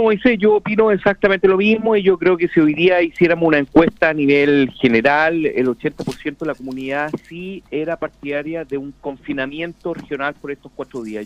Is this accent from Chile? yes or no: yes; Chile; somos todos chilenos, somos todos hermanos